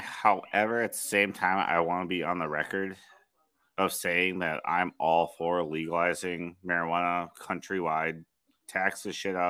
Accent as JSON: {"language": "English", "region": "Minnesota", "country": "United States"}